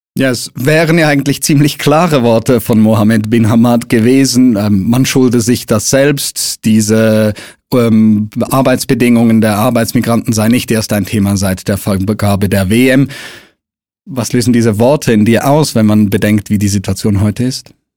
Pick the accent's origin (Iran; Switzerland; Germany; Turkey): Switzerland; bei uns in der Schweiz